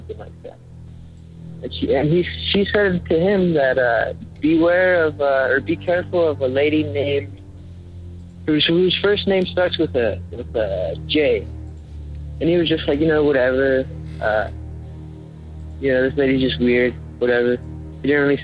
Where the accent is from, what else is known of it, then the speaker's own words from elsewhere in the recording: Carson City, Nevada, United States; now in Reno, United States; I'm originally from Carson City, Nevada, but I moved up to Reno not that long ago.